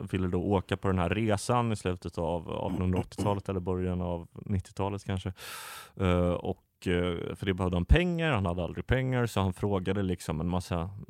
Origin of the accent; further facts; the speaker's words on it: Skåne, Sweden; där jag växte upp i Skåne.